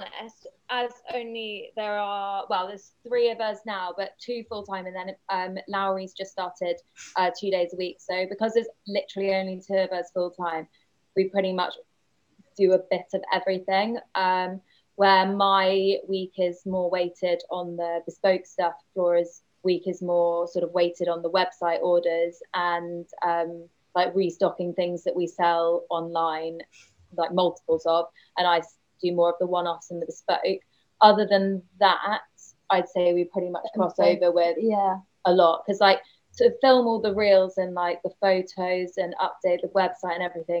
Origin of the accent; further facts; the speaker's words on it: South West England, United Kingdom; I am from Devon, brought up in Devon, trained in California